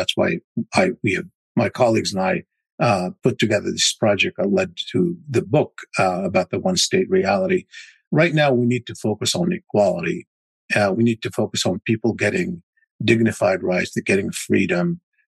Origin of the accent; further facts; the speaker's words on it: United States; I'm an American, obviously, and I'm looking at it through the prism. I'm an Arab American